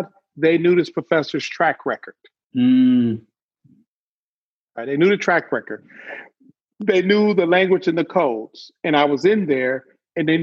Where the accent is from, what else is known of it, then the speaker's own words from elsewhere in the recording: Detroit, Michigan, United States; I grew up in Detroit